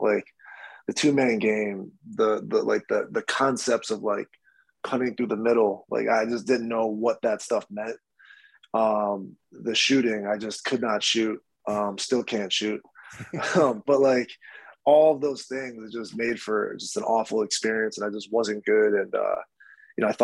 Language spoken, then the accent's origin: English; Rochester, New York, United States; growing up in Rochester